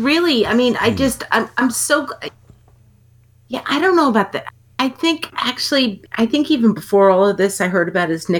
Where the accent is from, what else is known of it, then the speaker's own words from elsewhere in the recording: New York, United States; because I'm from New York